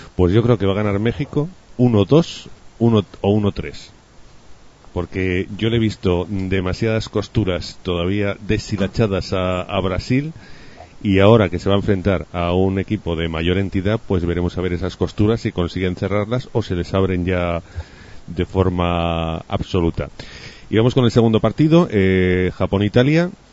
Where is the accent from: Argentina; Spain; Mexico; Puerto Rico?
Spain; Huesca, Aragon; yo soy de Huesca